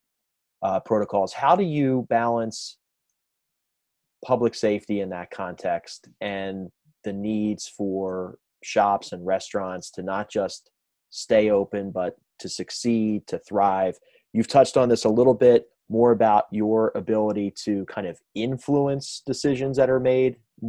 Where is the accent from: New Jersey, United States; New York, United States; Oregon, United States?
New Jersey, United States; Audubon Park; also born or lived in Philadelphia, Pennsylvania; I grew up in Audubon Park, actually, so right around the corner.